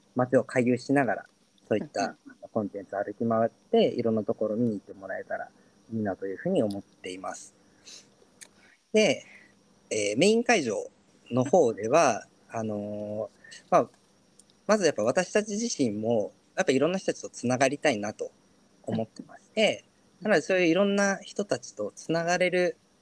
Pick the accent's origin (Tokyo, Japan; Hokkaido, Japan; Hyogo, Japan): Hokkaido, Japan; Asahikawa; now in Yokohama, Japan; 地元が北海道の旭川で